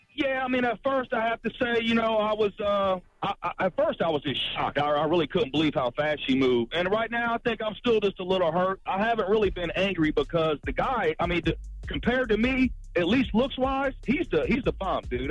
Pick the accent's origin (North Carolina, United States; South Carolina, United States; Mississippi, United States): South Carolina, United States; Florence; I'm from Florence, South Carolina